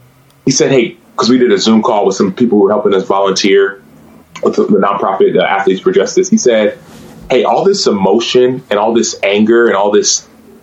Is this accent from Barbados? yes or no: no; Nigeria; accent: Igbo; I did not do it in Igbo, nor did I did it in my Igbo accent.